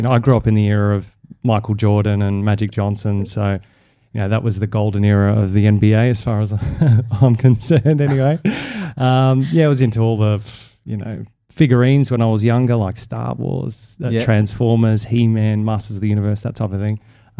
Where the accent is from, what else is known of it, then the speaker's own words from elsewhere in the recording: Melbourne, Victoria, Australia; Melbourne, Australia.